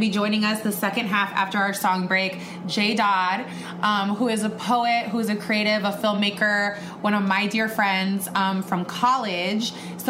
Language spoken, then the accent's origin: English; Los Angeles, California, United States; We're from Los Angeles.